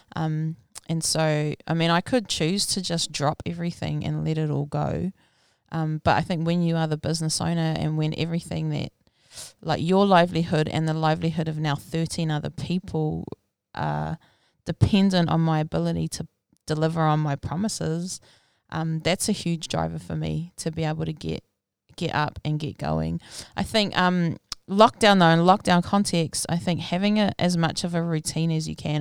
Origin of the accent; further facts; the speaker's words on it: Rotorua, Bay of Plenty, New Zealand; I was born and raised in Rotorua back in nineteen eighty